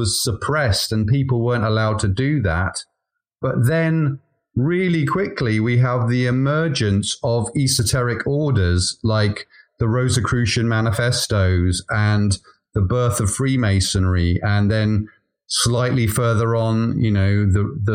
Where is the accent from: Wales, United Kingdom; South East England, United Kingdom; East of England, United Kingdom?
Wales, United Kingdom; also born or lived in London; now in Devon, United Kingdom; I come from a Celtic country. I'm from Wales.